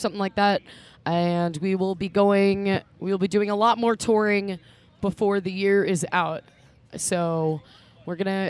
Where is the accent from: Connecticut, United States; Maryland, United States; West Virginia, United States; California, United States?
Maryland, United States; Baltimore; We're from Baltimore